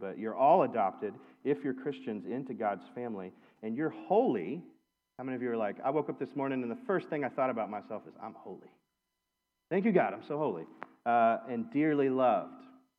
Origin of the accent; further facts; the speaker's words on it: Lexington, Kentucky, United States; I'm from Kentucky. I'm from here. I was born in Lexington, but I've lived in so many different places